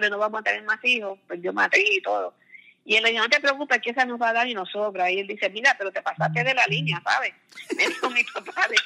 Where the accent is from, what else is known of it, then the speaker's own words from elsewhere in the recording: Caguas, Puerto Rico; born there; Eh, yo nací en Caguas, ella vivía cerquita de la plaza